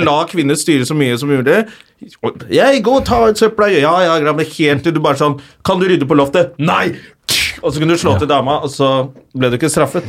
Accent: Oslo, Norway; accent: Oslo west end (vestkant); Jeg er fra Røa. Nå snakker jeg mye mer Oslo

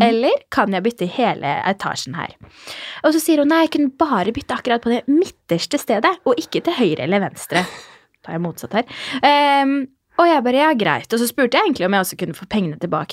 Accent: Fredrikstad, Østfold, Norway; moved away; Jeg var hjemme i Fredrikstad

